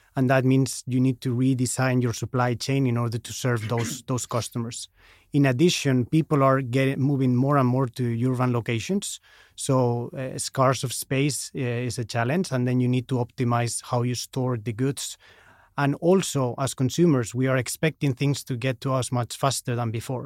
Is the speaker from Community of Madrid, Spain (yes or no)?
yes; Madrid, Community of Madrid, Spain; moved away as an adult; also born or lived in Chicago, United States / Nedre Vats, Norway; now in Oslo, Norway; I moved back to, to Madrid, where I'm from